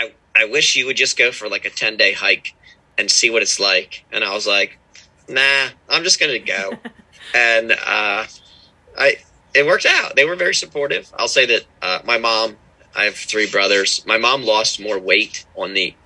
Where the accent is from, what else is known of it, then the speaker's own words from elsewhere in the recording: Pennsylvania, United States; moved away as an adult; now in Maryland, United States; So, I'm from Pennsylvania. I live with my wife and our little son down in Maryland right now. Grew up in Pennsylvania